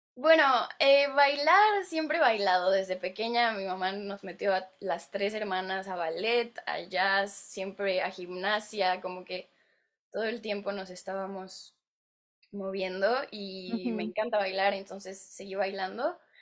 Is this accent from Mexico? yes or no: yes; Mexico; moved away as an adult; now in Los Angeles, United States; yo soy mexicana y aquí estoy en Hollywood